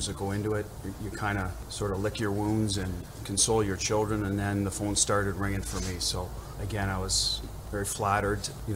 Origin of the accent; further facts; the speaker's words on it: Canada; moved away; I'm from Canada